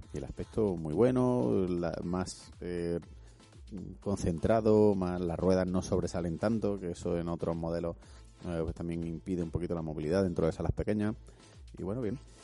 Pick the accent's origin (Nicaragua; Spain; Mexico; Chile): Spain; Madrid, Community of Madrid; yo soy de Madrid